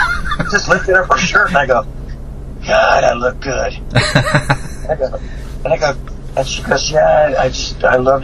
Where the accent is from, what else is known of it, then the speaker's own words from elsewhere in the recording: San Francisco, California, United States; So play in my hometown.